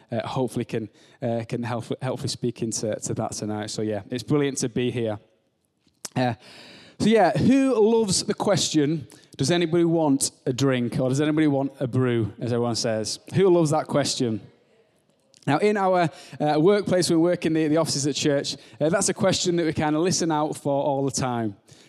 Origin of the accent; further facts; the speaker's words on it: Barnard Castle, North East England, United Kingdom; now in Bolton, United Kingdom; So yeah, so I'm from Barnet Castle. I'm nearly at that point where I've been in Bolton for half of my life, so I'm getting to that stage.